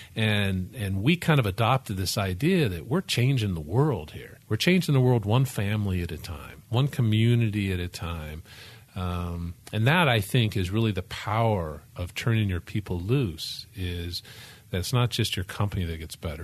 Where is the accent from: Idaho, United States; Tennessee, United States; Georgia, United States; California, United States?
Tennessee, United States; Memphis; I grew up in Tennessee, in Memphis